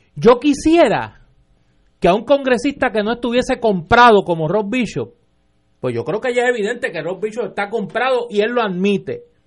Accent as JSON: {"language": "Spanish", "country": "Puerto Rico", "said": "ni como analista, ni como puertorriqueño"}